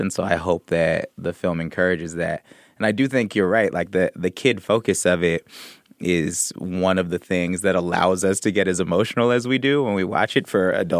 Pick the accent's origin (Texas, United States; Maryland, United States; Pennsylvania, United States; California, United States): California, United States; Oakland; I'm from the Bay Area. I used to go see puppet shows at Fairyland